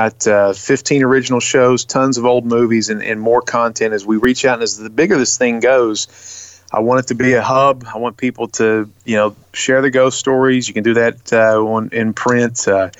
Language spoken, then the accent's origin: English; Baltimore, Maryland, United States; now in Tennessee, United States; me and Luke, he's from Chicago, I'm from Baltimore, we're both in Tennessee